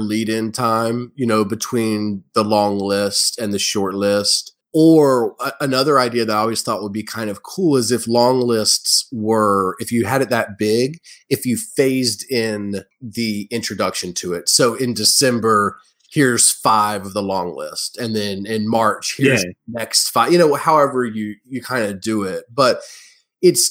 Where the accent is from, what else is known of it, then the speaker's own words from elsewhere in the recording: United States; being an American